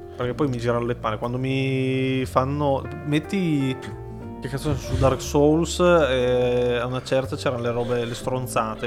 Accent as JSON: {"language": "Italian", "country": "Italy", "said": "siamo italiani"}